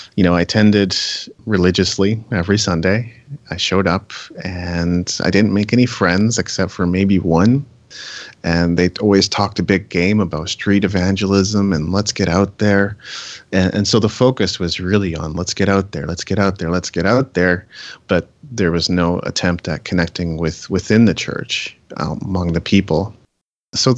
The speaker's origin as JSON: {"language": "English", "country": "Japan", "tie": "born or raised there", "moved": "yes", "said": "I grew up in Japan"}